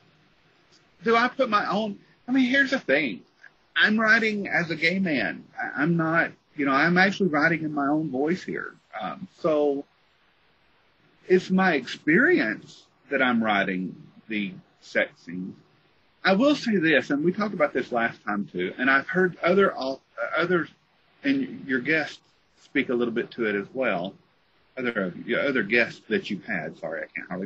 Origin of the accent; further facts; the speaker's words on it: Tennessee, United States; moved away; also born or lived in Missouri; I'm from Tennessee